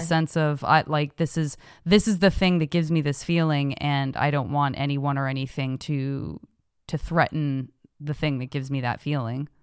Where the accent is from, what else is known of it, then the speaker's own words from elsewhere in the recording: Arizona, United States; moved away; I'm from Arizona